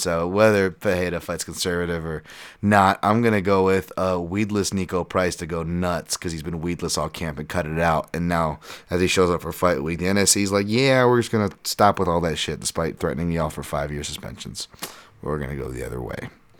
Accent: South Africa; Speaking of potential race issues, I'm from South Africa.

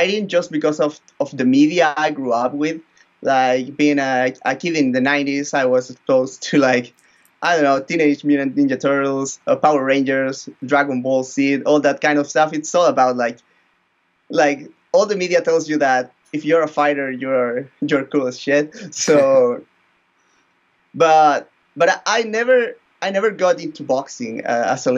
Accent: northern Chile, Chile; Then I went back to my hometown. I live in a very small town here in the north of Chile

